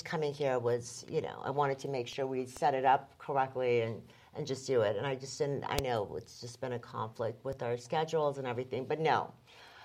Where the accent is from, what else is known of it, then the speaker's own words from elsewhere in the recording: Beverly Hills, California, United States; I grew up in Beverly Hills